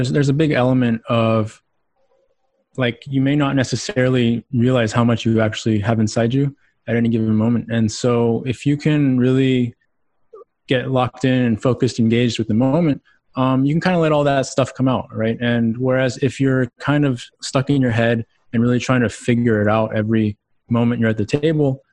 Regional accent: Houston, Texas, United States; moved away as an adult; also born or lived in Austin, Texas; now in Boulder, United States; Houston, Texas, born and raised.

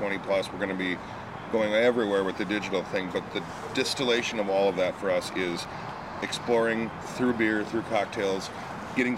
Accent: Minnesota, United States; I'm from Minnesota

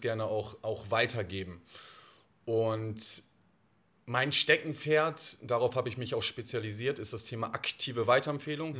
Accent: Oldenburg, Lower Saxony, Germany; Ich bin 34 Jahre alt, gebürtiger Oldenburger.

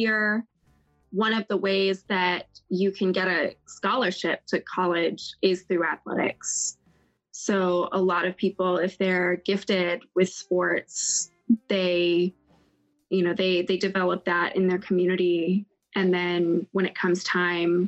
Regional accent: Orlando, Florida, United States; I grew up in Florida. I grew up in Orlando, Florida

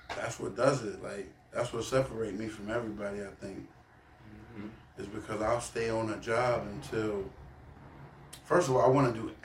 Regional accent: Baltimore, Maryland, United States; moved away; growing up in Baltimore

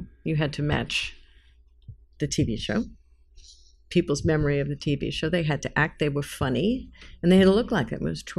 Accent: New York City, New York, United States; moved away as an adult; even though I'm from New York, that's where I grew up

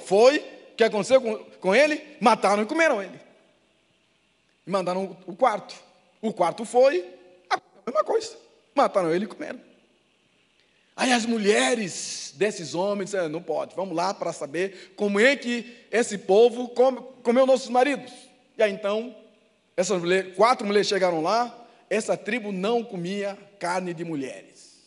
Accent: Angola; now in Brazil

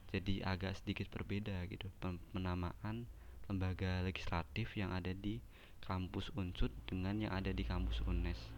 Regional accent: Semarang, Central Java, Indonesia; saya asli Semarang

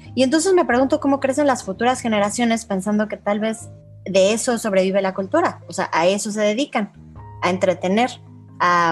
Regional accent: Mexico; now in United Arab Emirates; vengo de México

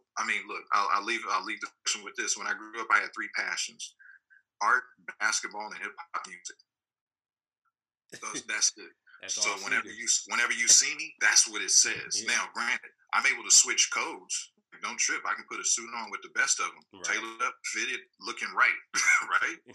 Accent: Inglewood, California, United States; I grew up in Inglewood, California

